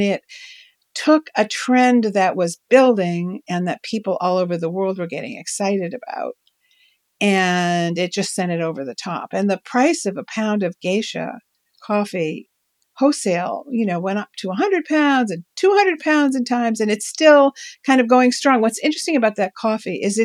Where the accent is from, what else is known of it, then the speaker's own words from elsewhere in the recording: New York, United States; As a New Yorker girl who knew nothing about, you know, whose parents grew tomatoes in the suburbs